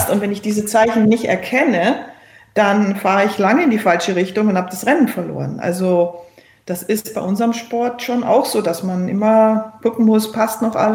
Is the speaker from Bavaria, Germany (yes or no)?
yes; Berchtesgaden, Bavaria, Germany; also born or lived in Cologne; Dass es meine Geburtsstadt ist und dass auch mein Vater daherkommt, Aber aufgewachsen bin ich in Berchtesgaden und deswegen fühle ich mich eigentlich eher ähm, zu Hause in Berchtesgaden.